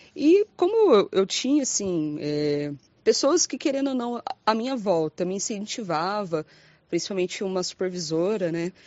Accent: Londrina, Paraná, Brazil; Eu sou de Londrina, Paraná

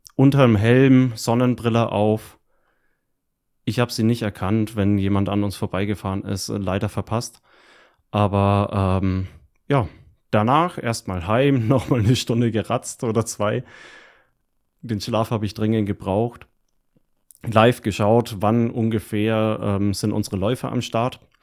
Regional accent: Hilpoltstein, Bavaria, Germany; also born or lived in near Fürth; direkt in der Gegend, wo ich aufgewachsen bin, nämlich höbolstein Rot und der komplette Landkreis

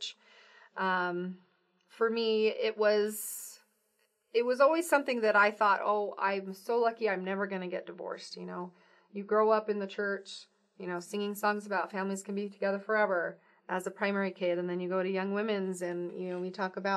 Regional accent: Pendleton, Oregon, United States; moved away as an adult; also born or lived in Provo, Utah / Cumberland, Maryland; I am originally from Oregon. I grew up in Oregon and Eastern Oregon

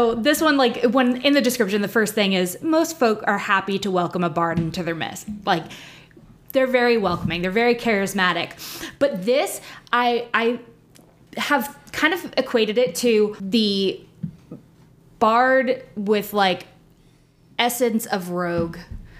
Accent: New Jersey, United States; moved away as an adult; I'm from New Jersey.

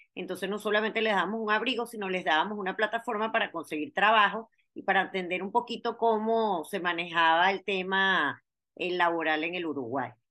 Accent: Venezuela; moved away; somos mujeres, que somos venezolanas, que emigramos

